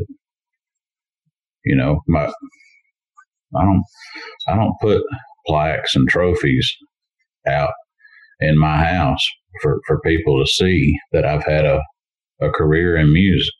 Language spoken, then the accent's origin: English; Montgomery, Alabama, United States; my hometown in Montgomery, Alabama